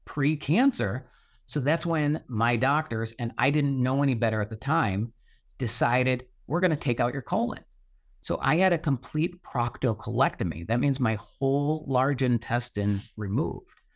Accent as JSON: {"language": "English", "town": "Buffalo", "region": "New York", "country": "United States", "tie": "born or raised there", "said": "I grew up in Western New York, so, uh, near Buffalo, New York"}